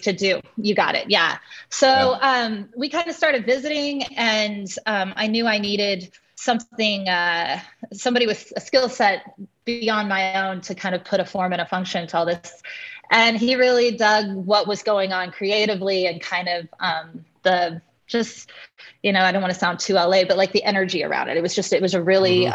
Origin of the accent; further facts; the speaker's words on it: Kansas, United States; I'm from Kansas, from a from a ranch in Kansas originally